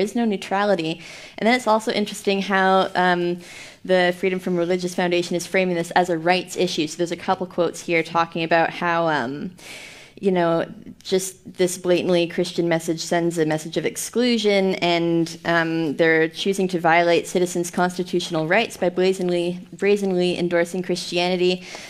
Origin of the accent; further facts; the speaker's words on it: Canada; as a Canadian.